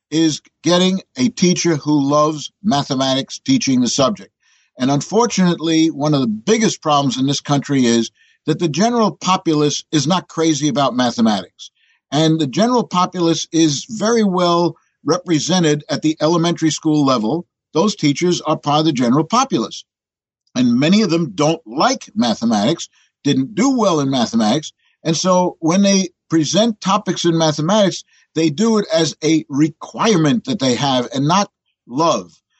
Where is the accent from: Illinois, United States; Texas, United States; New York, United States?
New York, United States; New York City; the one I was born in doesn't exist anymore, 57th and 10th. But uh, be that as it may, when I'm in Europe, I'm not introduced as an American. I'm introduced as a New Yorker.